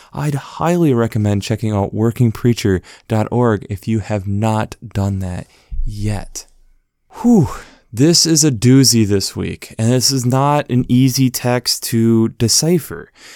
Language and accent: English; United States; as an American